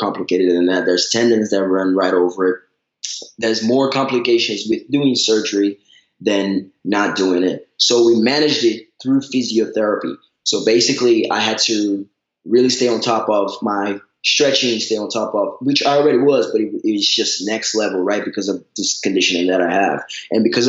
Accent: Brazil; moved away; Growing up in Brazil

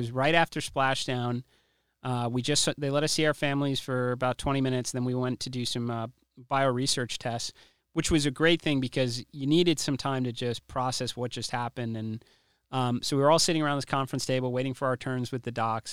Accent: United States; I'm an American

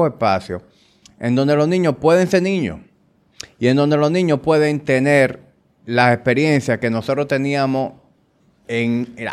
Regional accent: Santo Domingo, Distrito Nacional, Dominican Republic; Yo crecí en Cuesta Hermosa 2.

